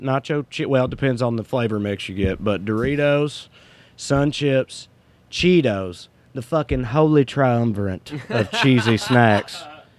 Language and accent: English; the South, United States; now in California, United States; growing up in the South.